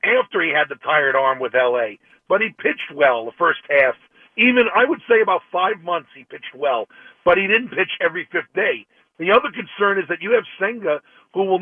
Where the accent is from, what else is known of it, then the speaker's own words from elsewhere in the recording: New York City, New York, United States; moved away as an adult; now in Winter Haven, United States; I'm originally from the Bronx